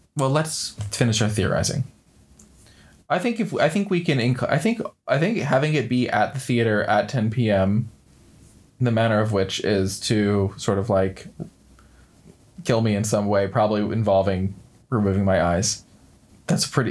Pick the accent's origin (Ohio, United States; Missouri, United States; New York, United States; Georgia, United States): New York, United States; around; I grew up in around New York